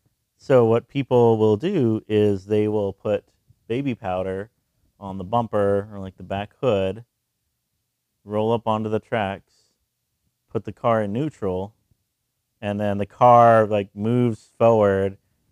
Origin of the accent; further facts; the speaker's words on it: Texas, United States; I'm from Texas, listeners at home, if you didn't know that. I'm from Texas.